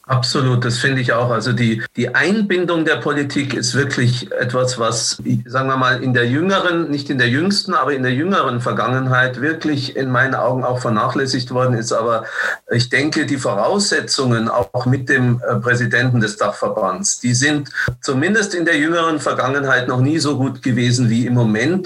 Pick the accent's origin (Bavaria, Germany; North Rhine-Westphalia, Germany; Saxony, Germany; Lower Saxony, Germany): Bavaria, Germany; Munich; früher in meiner Jugend hat man in München immer gesagt